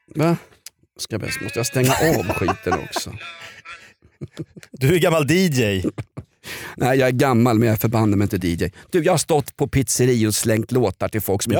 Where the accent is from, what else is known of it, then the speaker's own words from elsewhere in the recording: Sweden; som svensk gammal gråsosse